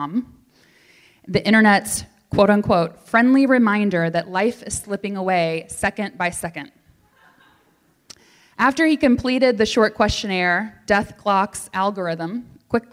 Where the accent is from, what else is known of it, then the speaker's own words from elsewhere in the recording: the South, United States; moved away; I grew up in the South, so you're going to hear a lot of y'all tonight.